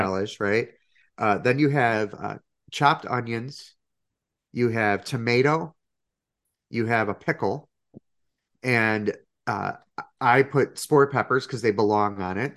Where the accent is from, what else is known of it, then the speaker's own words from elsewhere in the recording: Chicago, Illinois, United States; being a Chicagoan